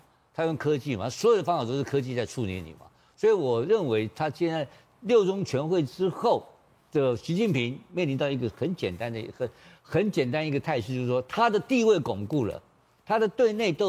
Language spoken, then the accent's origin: Chinese; Taiwan; 你每天要杀我台湾人，我三个台湾人怎么做得下去嘛？